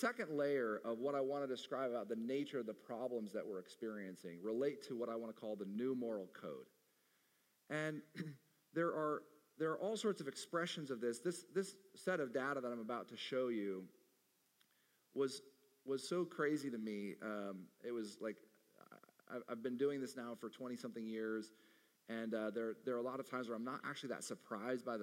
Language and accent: English; Arizona, United States; my home state of Arizona